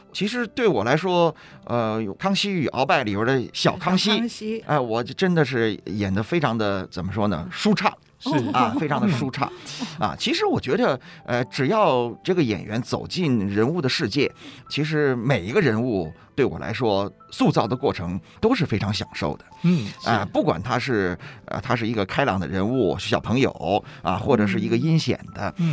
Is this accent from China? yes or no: yes; Beijing, China; 对，我是北京人，